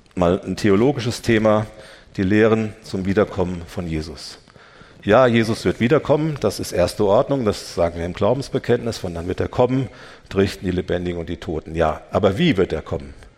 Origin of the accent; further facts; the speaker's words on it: Germany; wir als Deutsche